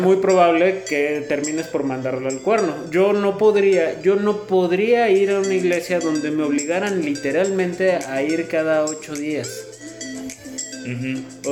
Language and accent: Spanish; Mexico